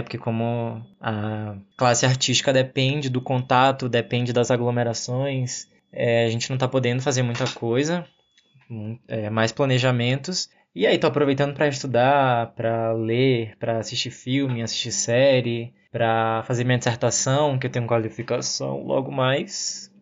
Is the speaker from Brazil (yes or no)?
yes; Brazil; somos nós brasileiros